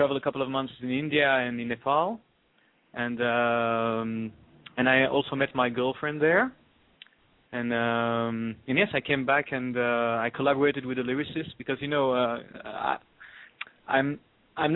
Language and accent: English; Brussels, Brussels-Capital Region, Belgium; first language French; English is a second language; also born or lived in Israel; now in New York, United States; I grew up in Brussels.